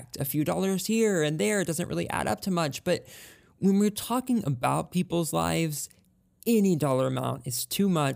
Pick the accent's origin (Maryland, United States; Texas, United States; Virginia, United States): Texas, United States; I'm from Texas